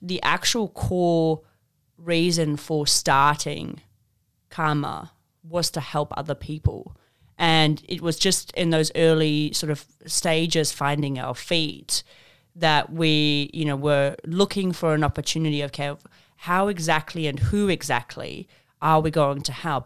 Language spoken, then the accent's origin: English; Zimbabwe; moved away; I grew up in Zimbabwe